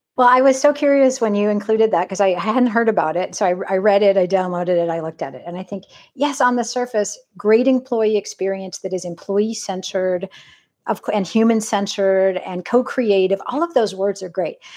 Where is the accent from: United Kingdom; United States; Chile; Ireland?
United States; California; I grew up in California